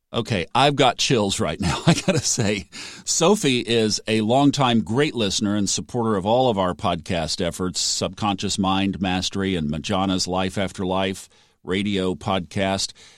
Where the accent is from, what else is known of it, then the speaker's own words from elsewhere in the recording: United States; as an American